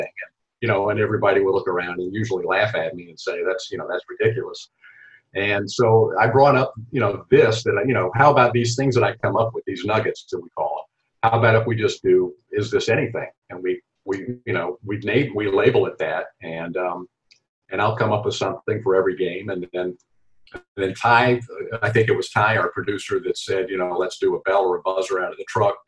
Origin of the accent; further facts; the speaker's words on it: Knoxville, Tennessee, United States; I grew up in Knoxville, Tennessee, so I grew up on SEC basketball and football